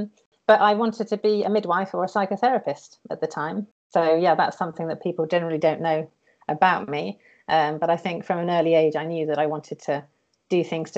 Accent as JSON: {"language": "English", "country": "France", "tie": "born or raised there", "moved": "yes", "lives_now": "United Kingdom", "said": "so I grew up in France."}